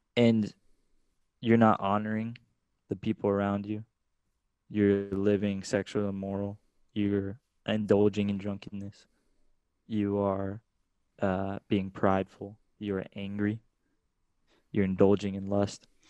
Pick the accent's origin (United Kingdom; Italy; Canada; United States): United States; Austin, Texas; I'm from Austin, Texas, you know, this super artistic place.